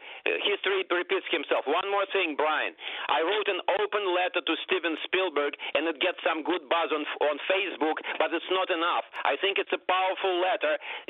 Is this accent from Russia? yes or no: yes; Russia; now in New York, United States; Russian name. I'm from Russia originally, and I'm a teacher in New York.